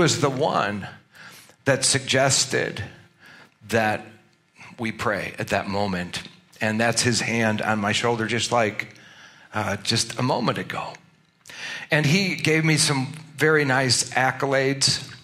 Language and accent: English; Glendale Heights, Illinois, United States; also born or lived in Baton Rouge, Louisiana; I grew up in Glendale Heights. And so I'm kind of a hometown guy here